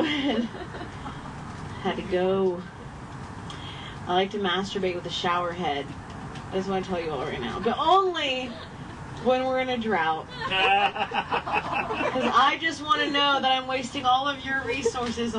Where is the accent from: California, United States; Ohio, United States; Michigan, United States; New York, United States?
Ohio, United States; moved away; I grew up in Ohio.